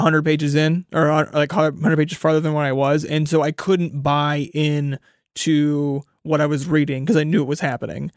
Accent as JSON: {"language": "English", "region": "Kansas", "country": "United States", "tie": "born or raised there", "said": "a white dude in his twenties growing up in Kansas"}